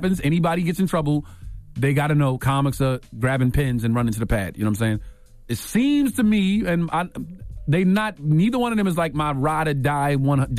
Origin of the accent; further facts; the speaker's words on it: Brooklyn, New York, United States; I'm from here, too. Like, even though it's Long Island, I'm from here, too. I'm from Brooklyn.